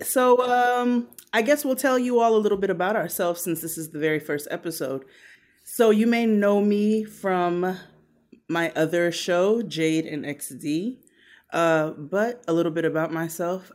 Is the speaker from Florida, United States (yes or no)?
no; New York City, New York, United States; I'm, I'm from Brooklyn